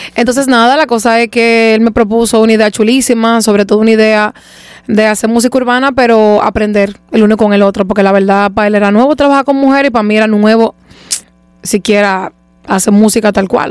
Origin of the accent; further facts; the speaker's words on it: Santo Domingo, Distrito Nacional, Dominican Republic; Yo soy de Leperilla. Yo nací por la zona universitaria y eventualmente me mudaron, a, me mudaron, no voy a decir que me mudé porque yo no me mudé nada, a mí me mudaron a los tres meses de edad para de Y desde entonces he sido de la esperilla.